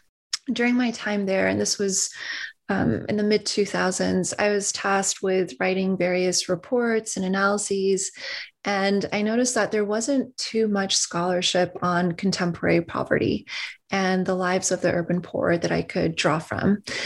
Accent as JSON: {"language": "English", "region": "Ohio", "country": "United States", "tie": "born or raised there", "also_born_or_lived": "Iran", "moved": "as an adult", "lives_now": "Norman, Oklahoma, United States", "said": "I was born in Iran, raised in Ohio."}